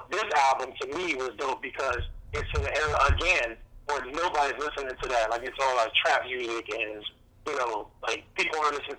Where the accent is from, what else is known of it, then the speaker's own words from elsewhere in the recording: the South, United States; Yeah, I'm from the South, so, like, that just wasn't cool in the South.